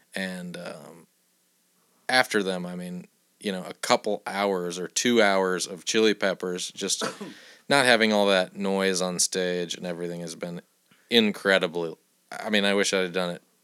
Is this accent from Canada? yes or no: no; Iowa City, Iowa, United States; I'm from Iowa City